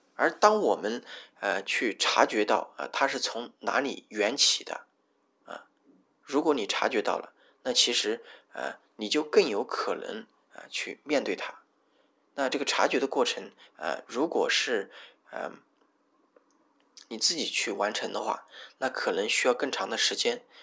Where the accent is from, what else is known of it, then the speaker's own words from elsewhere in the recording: Hubei, China; moved away as an adult; also born or lived in Wuhan; now in Shenzhen, China; 我老家在湖北。我从，呃，跑到了武汉去读书，啊，那当然那个是必须的啊，啊，我又跑到了这个深圳这边来